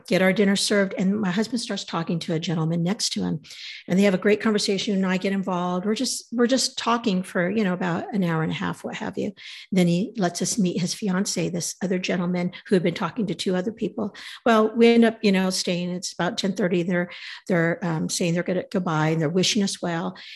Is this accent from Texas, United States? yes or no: no; California, United States; We're from California